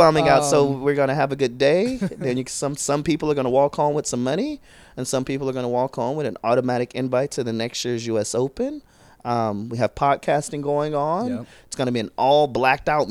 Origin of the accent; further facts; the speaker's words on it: Texas, United States; now in San Diego, United States; I'm from Texas